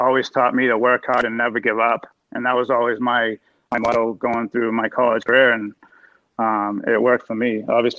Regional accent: Waltham, Massachusetts, United States; also born or lived in Chelmsford, Massachusetts; I grew up in Waltham, and I moved to Chelmsford when I was 12

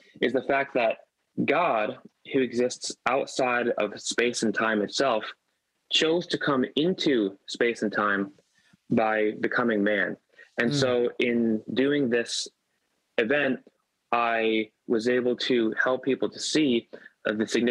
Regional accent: South Florida, United States; grew up in South Florida

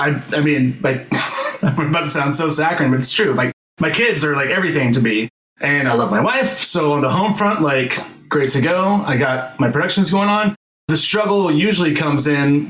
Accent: Memphis, Tennessee, United States; moved away; I'm from Memphis originally

